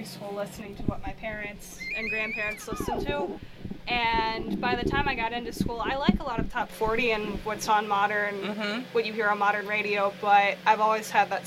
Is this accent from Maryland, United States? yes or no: yes; Forest Hill, Maryland, United States; also born or lived in Bel Air; I am from Harford County. I grew up in Forest Hill and now live in Bel Air